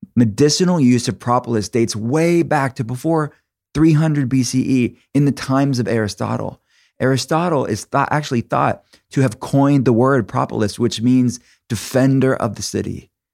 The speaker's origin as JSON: {"language": "English", "town": "Pittsburgh", "region": "Pennsylvania", "country": "United States", "said": "I'm from Pittsburgh it's in Pennsylvania"}